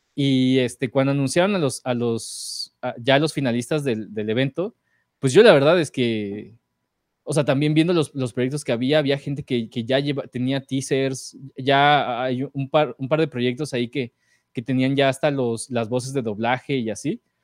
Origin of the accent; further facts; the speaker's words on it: Morelos, Mexico; now in Mexico City, Mexico; a mi pueblo en Morelos, a visitar a mis papás